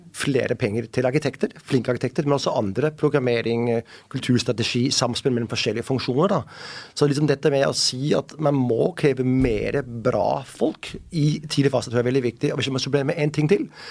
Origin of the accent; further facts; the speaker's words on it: Denmark; Norwegian is a second language; moved away as an adult; now in Oslo, Norway; jeg er dansk